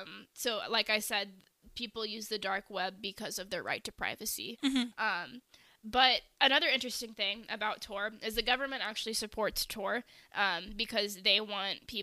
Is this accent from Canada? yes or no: no; United States; As American citizens